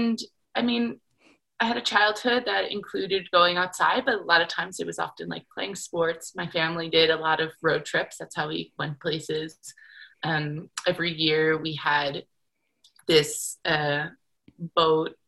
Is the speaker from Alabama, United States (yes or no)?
no; New York, United States; moved away as an adult; also born or lived in Connecticut / Salt Lake City, Utah / Jackson, Wyoming; I grew up in New York, went to university in Connecticut